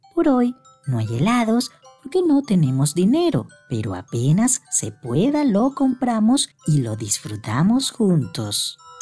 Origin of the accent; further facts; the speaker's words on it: Venezuela; quienes nacimos en Venezuela